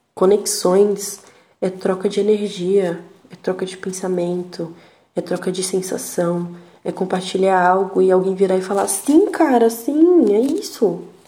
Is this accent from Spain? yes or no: no; São Paulo, Brazil; accent: paulista; a minha risada tem um sotaque paulista